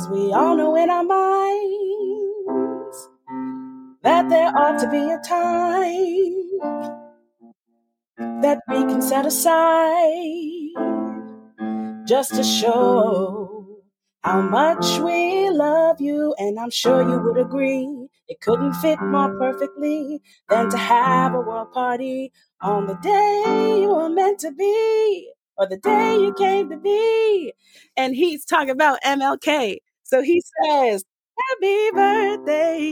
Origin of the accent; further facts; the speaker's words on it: Detroit, Michigan, United States; I grew up in Motown, Detroit, Michigan